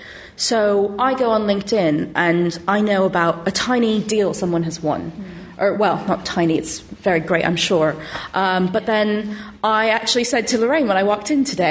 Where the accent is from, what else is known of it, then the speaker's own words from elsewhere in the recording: Silicon Valley, California, United States; moved away as an adult; now in London, United Kingdom; I'm from the Silicon Valley originally.